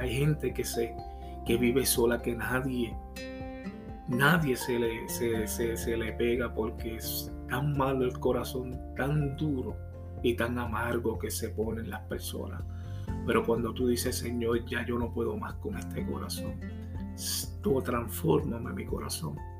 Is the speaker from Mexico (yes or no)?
no; Puerto Rico; yo soy puertorriqueño